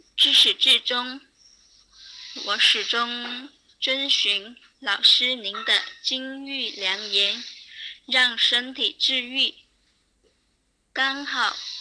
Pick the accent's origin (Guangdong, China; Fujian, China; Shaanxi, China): Guangdong, China; 我是来自广东的听友，今年二十六岁